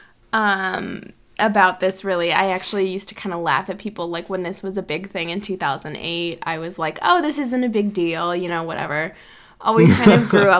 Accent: South Dakota, United States; I actually grew up in an area of South Dakota with a lot of Native Americans

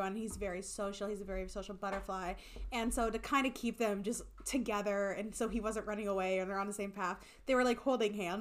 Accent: Iowa, United States; We are from Iowa.

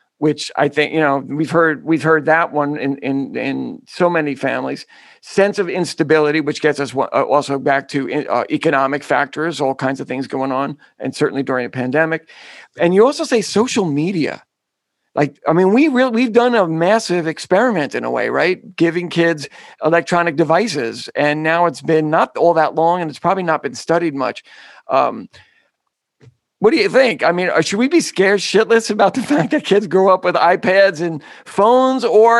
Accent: New York City, New York, United States; I'm a Bronx boy.

